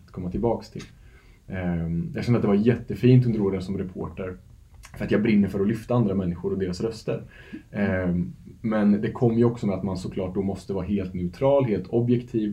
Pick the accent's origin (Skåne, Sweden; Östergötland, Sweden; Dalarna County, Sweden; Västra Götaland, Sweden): Östergötland, Sweden; Norrköping; also born or lived in Istanbul, Turkey; Jag är ju född och uppvuxen i Norrköping. Mm -hmm. och dialekten kan man inte göra sig av med